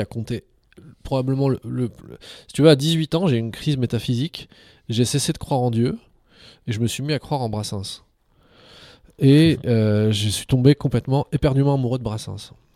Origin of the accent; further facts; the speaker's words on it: France; French is a second language; also born or lived in Algiers, Algeria / Montpellier, France; j'ai été arraché à, l'Algérie étant tout petit. je suis arrivé en France, je parlais pas un mot de français. on m'a mis à l'école comme ça